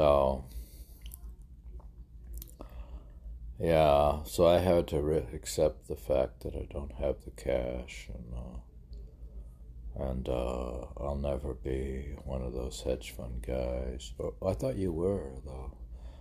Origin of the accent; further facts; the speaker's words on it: Ohio, United States; now in Miami, United States; I am from Ohio